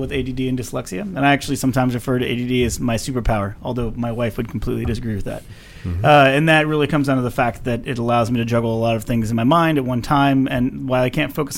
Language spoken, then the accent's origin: English; Tulsa, Oklahoma, United States; Tulsa, Oklahoma